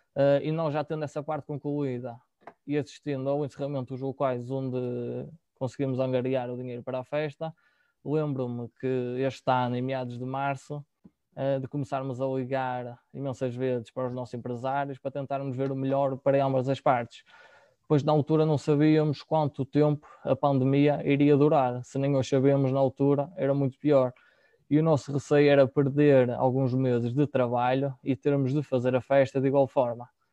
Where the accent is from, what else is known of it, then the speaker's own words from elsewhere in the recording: Argoncilho, Aveiro District, Portugal; eu sou de Dragoncilho, cresci cá